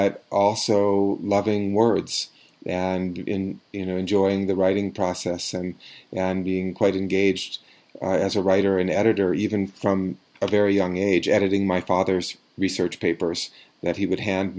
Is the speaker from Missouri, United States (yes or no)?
no; Eugene, Oregon, United States; I grew up in Eugene, Oregon